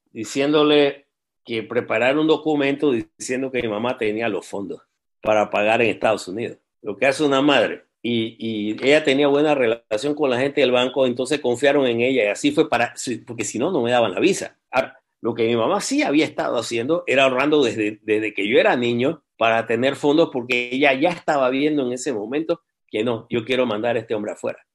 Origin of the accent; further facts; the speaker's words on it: Panama; moved away as an adult; also born or lived in Missouri, United States / Louisiana, United States; toda mi infancia fue en Panamá. Yo viví en Panamá hasta los ¿qué? casi 18 años.